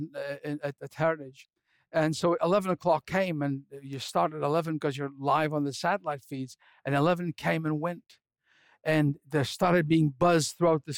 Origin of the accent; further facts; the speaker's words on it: Scotland, United Kingdom; I'm a Scotsman